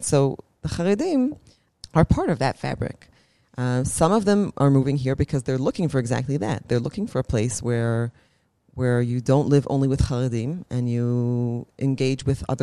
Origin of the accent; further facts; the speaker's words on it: Ra'anana, Central District, Israel; moved away as an adult; now in Jerusalem, Israel; I grew up in Ra'anana, which is very, very homogenous